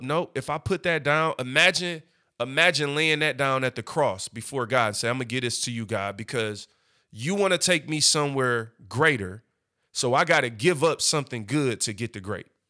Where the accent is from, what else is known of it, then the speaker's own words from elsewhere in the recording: Detroit, Michigan, United States; I'm from East Side, Seven Mile. I grew up, but now I'm a corporate businessman